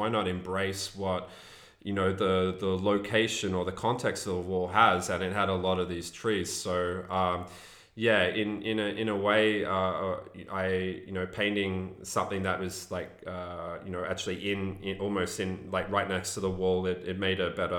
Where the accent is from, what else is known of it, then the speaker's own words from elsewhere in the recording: England, United Kingdom; born there; And, you know, I was born in England, so I was lucky enough to have a British passport.